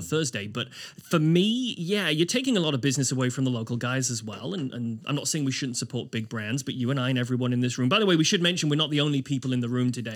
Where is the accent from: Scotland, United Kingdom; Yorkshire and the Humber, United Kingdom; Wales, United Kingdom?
Wales, United Kingdom; moved away as an adult; now in Halifax, Canada; I am British. I'm a Welshman